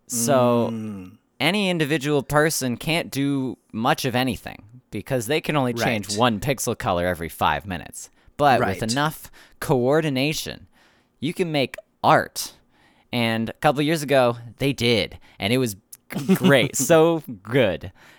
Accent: Canada; I'm from Canada

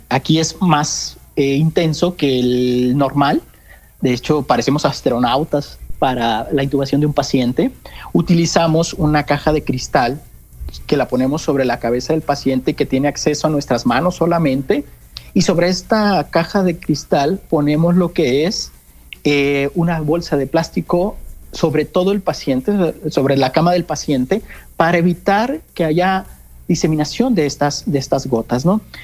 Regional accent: Sinaloa, Mexico; moved away as an adult; also born or lived in Sonora; now in Mexico City, Mexico; soy originario de Sinaloa

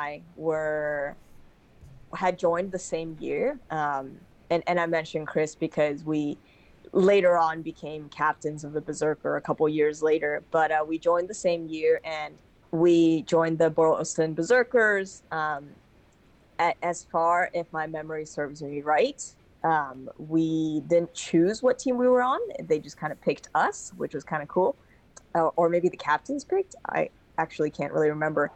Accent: Hong Kong; moved away as an adult; also born or lived in Boston, United States; I played basketball and rugby growing up in Hong Kong

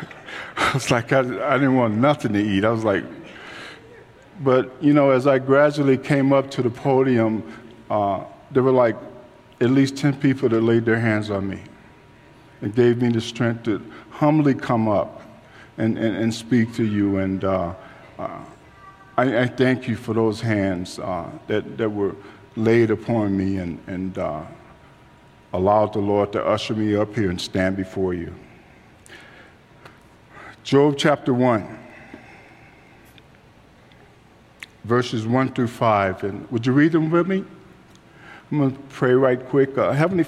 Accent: Chicago, Illinois, United States; I grew up in Chicago, and I was out in the streets

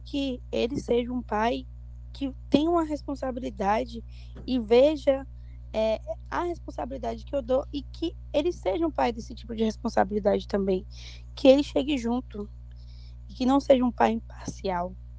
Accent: Barreiras, Bahia, Brazil; Eu, eu sou do interior de Barreiras

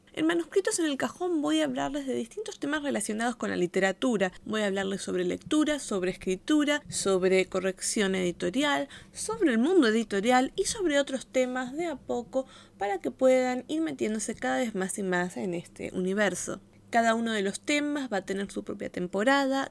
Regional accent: Argentina; accent: Argentine; tengo un acento muy marcado de Argentina

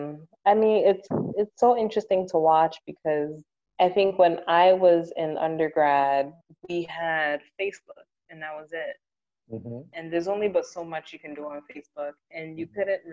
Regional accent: New York, United States; moved away as an adult; now in Ghana; being a New Yorker

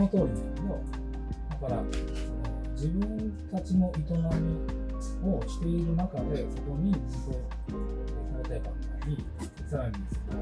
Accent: Tamba, Hyogo, Japan; 僕はまあ、丹波市っていうの出身だけど

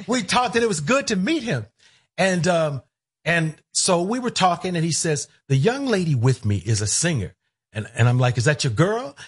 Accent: Cleveland, Ohio, United States; moved away as an adult; I grew up in Cleveland

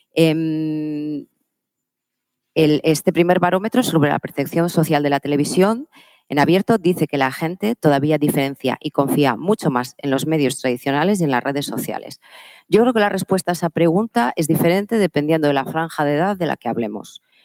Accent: Palencia, Castile and León, Spain; Yo soy de una tierra, yo soy de Palencia, yo soy del norte

